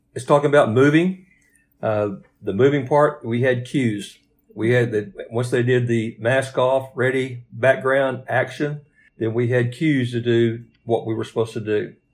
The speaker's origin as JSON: {"language": "English", "town": "Hugo", "region": "Oklahoma", "country": "United States", "tie": "born or raised there", "said": "I was born in Hugo, Oklahoma"}